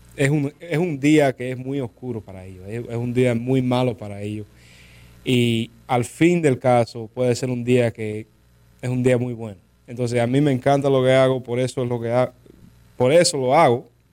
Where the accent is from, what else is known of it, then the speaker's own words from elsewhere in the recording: West Palm Beach, Florida, United States; yo fui a high school aquí en West Palm Beach